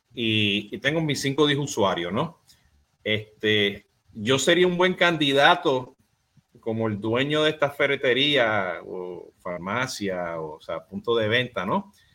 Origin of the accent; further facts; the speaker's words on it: Puerto Rico; yo soy boricua